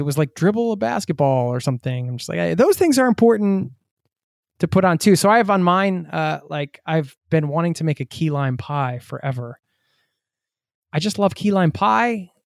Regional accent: United States; moved away

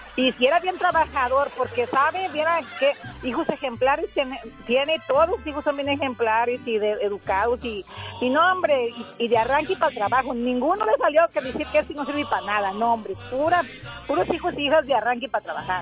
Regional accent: Jalisco, Mexico; De Jalisco

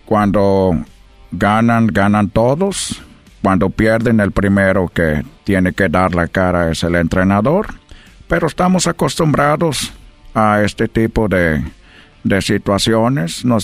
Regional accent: Brazil; now in Mexico; Yo llegué de Brasil a México, estoy muy agradecido

